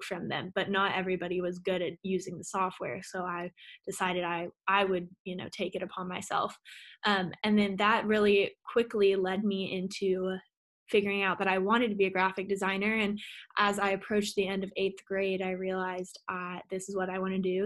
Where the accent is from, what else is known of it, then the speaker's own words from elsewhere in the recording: Austin, Texas, United States; I was born and raised in Austin, Texas